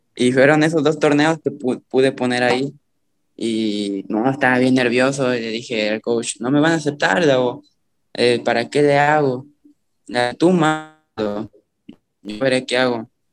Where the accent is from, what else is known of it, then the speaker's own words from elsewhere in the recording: a town near Iguala, Guerrero, Mexico; hay tanto borracho aquí en mi pueblo, y más de mi edad.